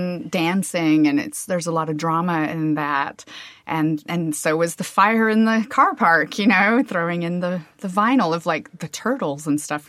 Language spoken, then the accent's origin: English; Kansas, United States; accent: American Midwest; I'm from Kansas